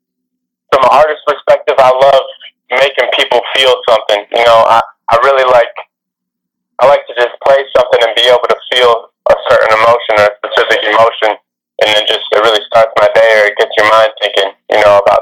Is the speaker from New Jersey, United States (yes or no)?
no; Detroit, Michigan, United States; I'm from Detroit, Michigan.